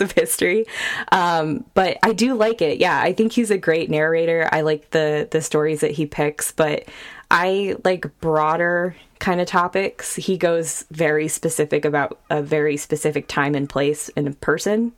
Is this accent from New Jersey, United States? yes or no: no; Sacramento, California, United States; moved away as an adult; also born or lived in Bay Area, California; now in Austin, United States; we grew up in Sacramento, but we moved to the Bay Area